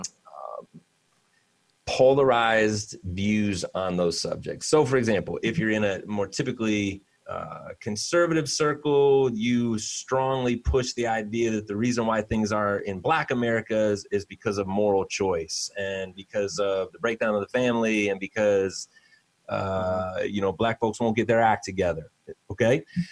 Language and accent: English; Cleveland, Ohio, United States; I am from Cleveland. Um, and very much a city boy myself